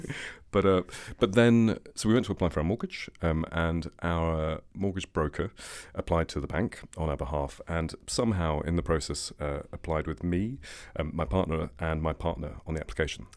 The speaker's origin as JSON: {"language": "English", "region": "England", "country": "United Kingdom", "said": "I'm English"}